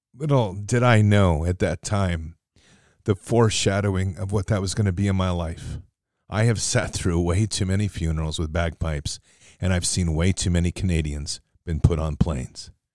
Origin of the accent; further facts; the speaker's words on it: United States; I'm an American